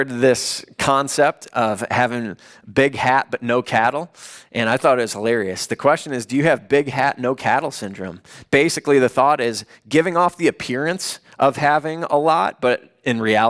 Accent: Chicago, Illinois, United States; moved away as an adult; also born or lived in Los Angeles; I grew up in the Chicago area.

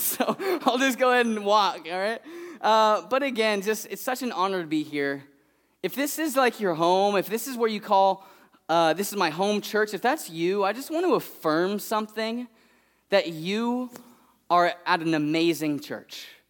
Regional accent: Fresno, California, United States; I'm from Fresno

